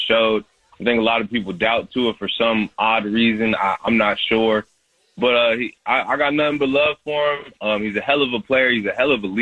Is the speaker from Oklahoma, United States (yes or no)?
no; Washington, United States; moved away as an adult; now in Miami, United States; coming from Washington, growing up in Washington, moving to as far away as possible